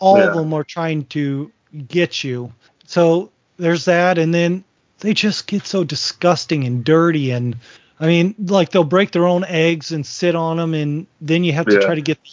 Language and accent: English; Northwest Ohio, United States; moved away as an adult; now in Virginia, United States; I was born and raised in Northwest Ohio